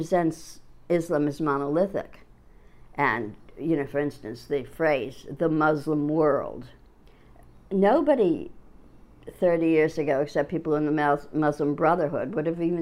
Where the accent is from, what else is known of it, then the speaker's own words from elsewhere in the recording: Midwest, United States; moved away; also born or lived in New York; I grew up in the Midwest, moved to New York in the 70s, late 70s.